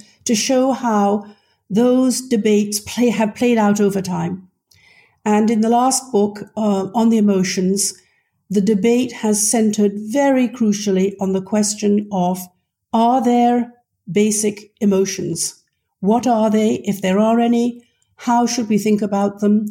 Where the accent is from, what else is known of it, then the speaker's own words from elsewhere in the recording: United Kingdom; moved away as an adult; also born or lived in Scotland / London; now in Maryland, United States; you can tell from my voice that I am British in origin. I grew up in Britain, actually Scotland and then London